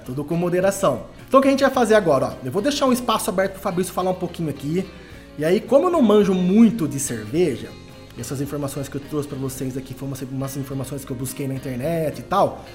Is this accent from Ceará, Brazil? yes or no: no; Araraquara, São Paulo, Brazil; now in Poços de Caldas, Brazil; eu sou natural de Araraquara